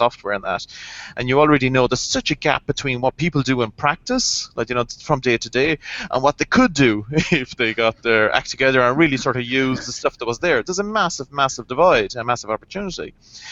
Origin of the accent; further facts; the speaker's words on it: Ireland; I'm Irish, I don't pronounce THs.